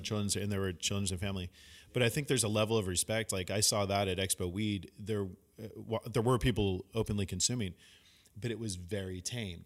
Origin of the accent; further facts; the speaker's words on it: San Francisco, California, United States; also born or lived in San Luis Obispo; myself growing up in San Francisco in the Bay Area